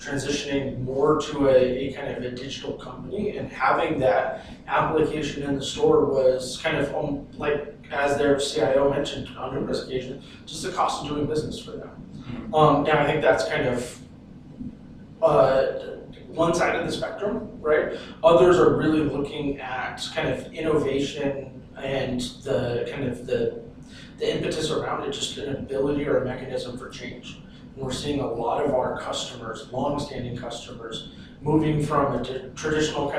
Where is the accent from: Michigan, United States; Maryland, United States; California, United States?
California, United States; Southern; moved away as an adult; now in Phoenix, United States; I'm originally from Southern California. Spent just about my entire life there. Recently moved to Phoenix